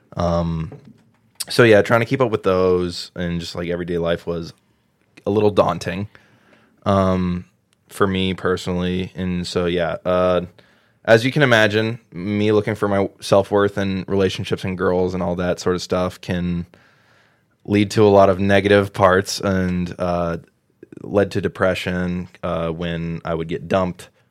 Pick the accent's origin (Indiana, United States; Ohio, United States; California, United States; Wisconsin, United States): Ohio, United States; New Albany; moved away; I grew up in the church, grew up in a little town called New Albany, Ohio